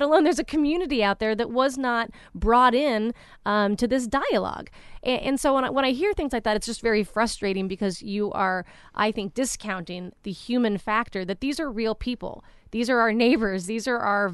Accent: Anaheim, California, United States; Anaheim, which I'm, you know, my hometown

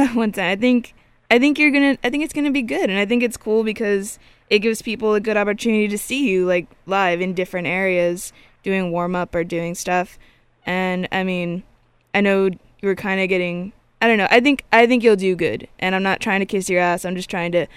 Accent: San Diego, California, United States; also born or lived in San Francisco; now in Los Angeles, United States; I grew up in San Diego and then moved to San Francisco

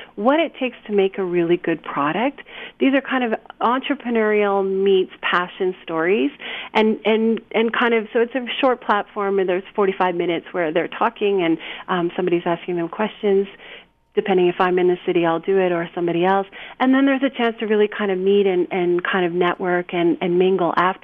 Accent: Canada; also born or lived in Japan; now in United States; I'm not originally from here. I'm from Canada

